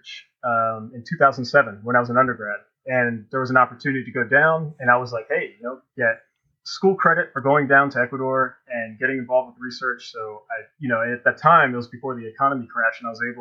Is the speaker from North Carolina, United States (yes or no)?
yes; North Carolina, United States; also born or lived in Annapolis, Maryland; I grew up in North Carolina. I was born in Annapolis because my dad was in the Navy, but at 9, moved to North Carolina